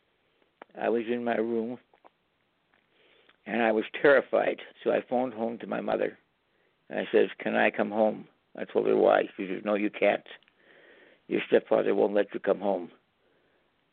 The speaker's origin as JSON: {"language": "English", "country": "Canada", "said": "I'm a Canadian"}